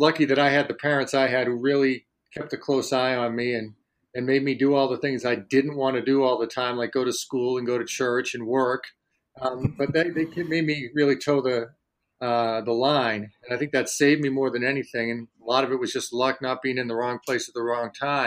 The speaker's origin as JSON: {"language": "English", "town": "Worcester", "region": "Massachusetts", "country": "United States", "tie": "born or raised there", "said": "my hometown of Worcester, Massachusetts"}